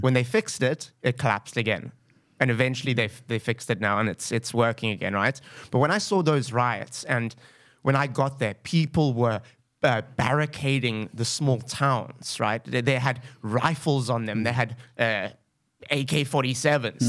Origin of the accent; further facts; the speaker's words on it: Cape Town, Western Cape, South Africa; also born or lived in Zimbabwe; I'm from Cape Town, actually from Zimbabwe